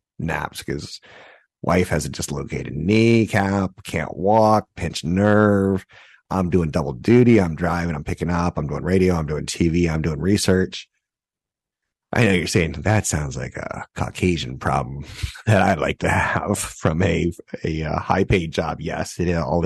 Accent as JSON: {"language": "English", "country": "United States", "tie": "born or raised there", "said": "I grew up an American child"}